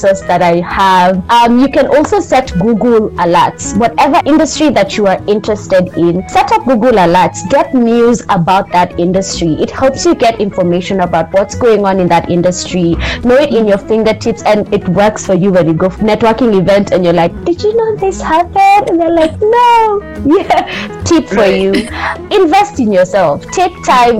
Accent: Kenya; I'm from Kenya

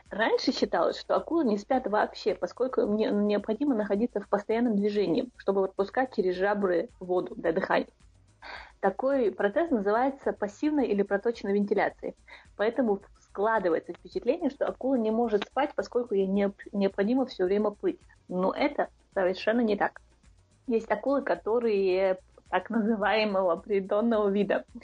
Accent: Shatoy, Chechnya, Russia; Чисто из-за того, что я из Шатоя, а шатоевский хлеб, как вы знаете, очень самый вкусный.

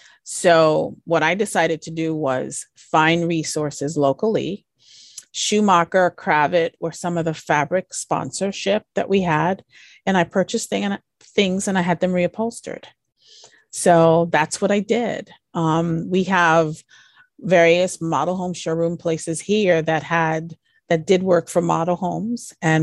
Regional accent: U.S. Virgin Islands; I grew up in the Virgin Islands, and at one point I had a project there that I was working on.

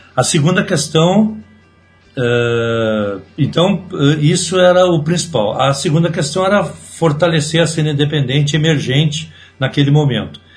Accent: Rio Grande do Sul, Brazil; eu sou gaúcho, então eu, eu sou tenho um pouco mais de idade, eu tenho 60 anos. Então eu me criei ainda numa geração

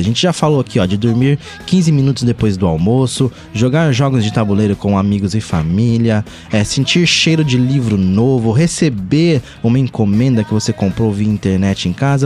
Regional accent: São Paulo, Brazil; eu lembro quando eu era moleque, eu sou de São Paulo

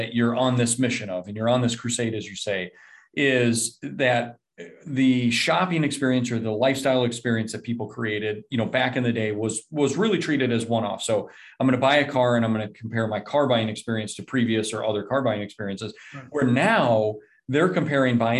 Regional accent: Minnesota, United States; I'm originally from Minnesota

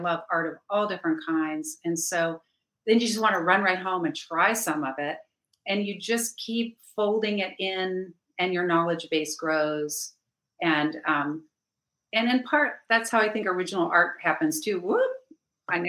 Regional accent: Cincinnati, Ohio, United States; I'm from Cincinnati, Ohio

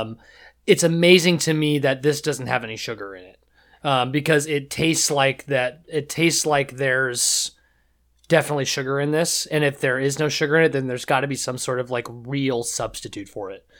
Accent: Seattle, Washington, United States; I come from Seattle. I come from Seattle. I know what Seattle was

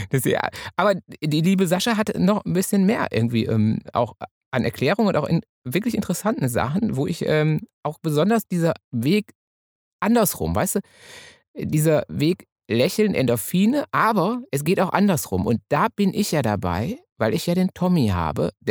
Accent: Münsterland, North Rhine-Westphalia, Germany; moved away; also born or lived in Hamburg; also ich bin Münsterländer

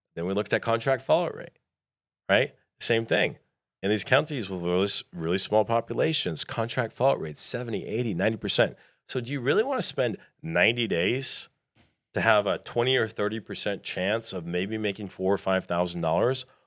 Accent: Canada; moved away; I'm originally from Canada.

